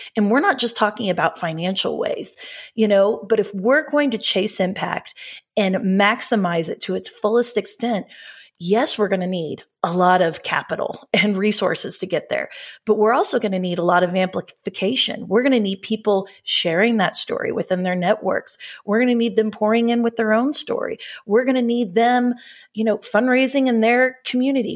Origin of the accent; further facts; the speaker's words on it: Oklahoma, United States; we're from Oklahoma, so we say data, not data